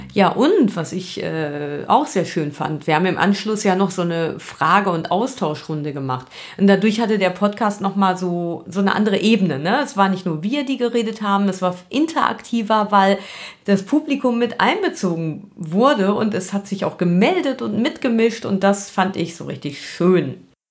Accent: Germany; wir als Deutsche

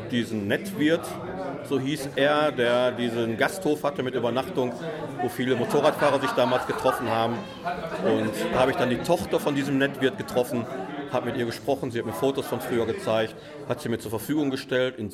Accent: Essen, North Rhine-Westphalia, Germany; Ich bin jetzt aus Essen, also Castrop-Rauxel ist nicht weit

